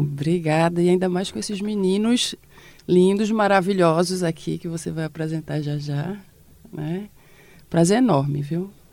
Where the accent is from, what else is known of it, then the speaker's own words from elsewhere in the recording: Recife, Pernambuco, Brazil; todos do bairro de São José, a maioria deles, né? Que é onde nasceu a minha família e onde a gente se criou